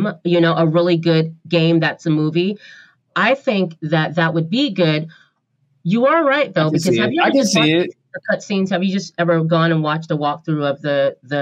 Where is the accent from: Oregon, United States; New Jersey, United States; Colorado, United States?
Oregon, United States; Portland; I'm from Portland, Oregon, so I go to Powell Books